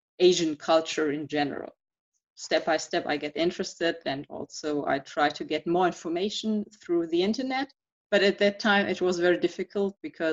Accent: Duisburg, North Rhine-Westphalia, Germany; English is a second language; also born or lived in Essen; I was born in Duisburg. It's in the western part of Germany, and I grew up in this area.

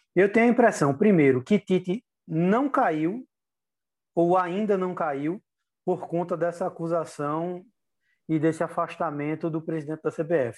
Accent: Brazil; como brasileiro

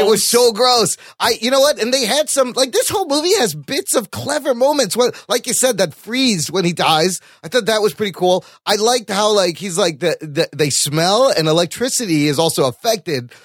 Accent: Pakistan; as a Pakistani

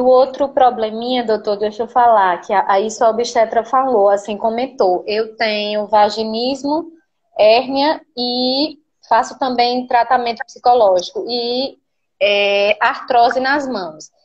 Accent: Natal, Rio Grande do Norte, Brazil; Eu sou do Rio Grande do Norte, Nordeste e no Rio Grande do Norte

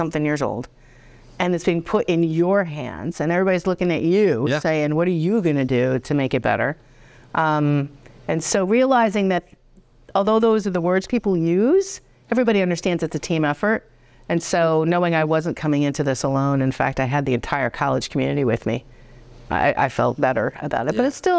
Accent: Narragansett, Rhode Island, United States; So I grew up in Narragansett, Rhode Island.

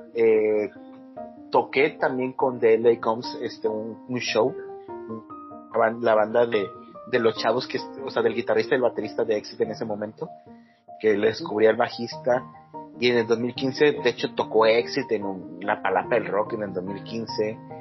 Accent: Monterrey, Nuevo León, Mexico; Uno como buen regiomontano

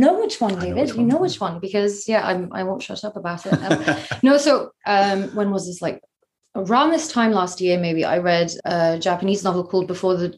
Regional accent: Luxembourg; moved away as an adult; also born or lived in Germany; now in Edinburgh, United Kingdom; I grew up in Luxembourg

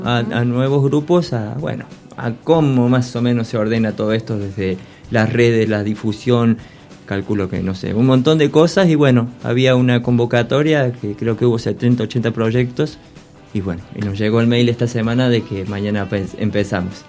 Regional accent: Córdoba, Argentina; moved away; soy cuartetero y cordobés

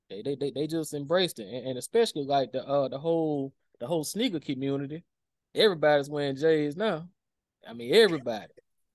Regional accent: Alabama, United States; Yeah, my man, I'm from Alabama.

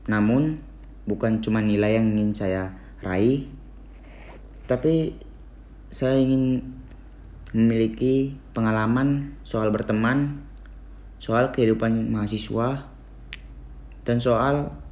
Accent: Medan, North Sumatra, Indonesia; Umur saya 18 tahun Saya berasal dari kota Medan

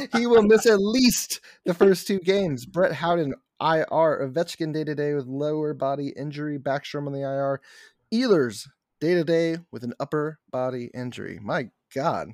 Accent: United States; I'm so American

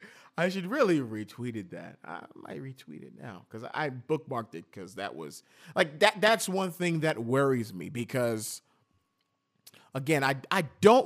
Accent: New York, United States; Didn't mention I was from New York or anything.

